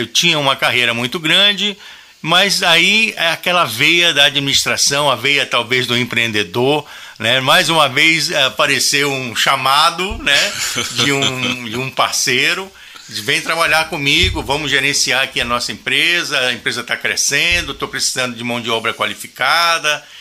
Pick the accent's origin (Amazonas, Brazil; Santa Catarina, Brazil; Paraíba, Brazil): Amazonas, Brazil; Manaus; E moramos em Manaus. Eu nasci em Manaus, né? E lá também constituí família